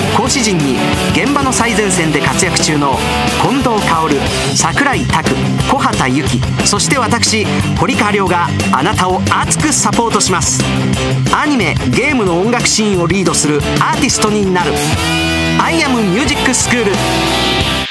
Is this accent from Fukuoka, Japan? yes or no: no; Osaka, Japan; accent: Osaka dialect; 僕の大阪弁